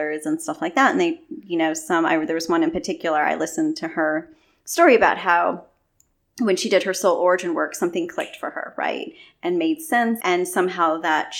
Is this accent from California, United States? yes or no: yes; California, United States; I'm from California, but my mom's from the Philippines